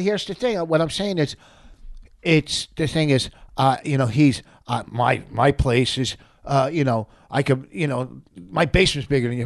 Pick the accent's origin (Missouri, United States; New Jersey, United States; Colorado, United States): New Jersey, United States; Plainfield; also born or lived in New York; I grew up in Plainfield in a black neighborhood